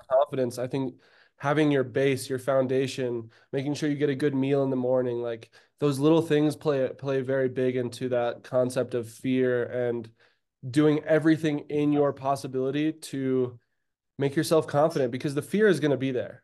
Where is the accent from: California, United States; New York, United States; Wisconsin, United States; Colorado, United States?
Colorado, United States; Durango; moved away as an adult; also born or lived in Breckenridge, Colorado; I was born and raised in Durango, Colorado